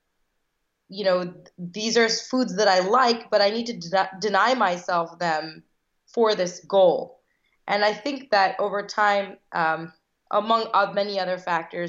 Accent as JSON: {"language": "English", "country": "United States", "tie": "born or raised there", "said": "I was born here in the States. I'm one of five girls, and all of us were born here, but one of my sisters, Shikha. So I'm first generation American"}